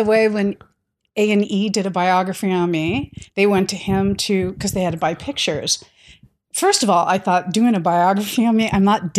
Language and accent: English; San Diego, California, United States; We grew up in San Diego together.